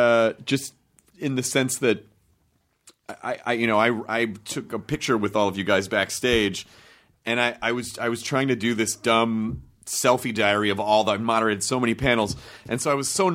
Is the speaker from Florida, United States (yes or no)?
no; Memphis, Tennessee, United States; I'm from Memphis.